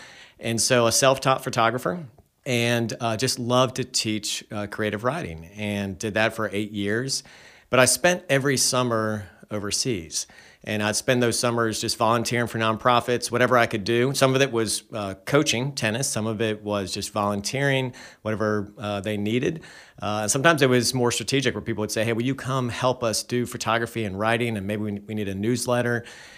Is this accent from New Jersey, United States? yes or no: no; Charlotte, North Carolina, United States; Yeah, so I grew up here in Charlotte and went to UNC Chapel Hill, studied education, came back here and taught school